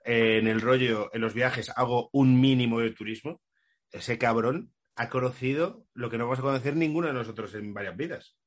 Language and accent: Spanish; Community of Madrid, Spain; para la gente que somos de Madrid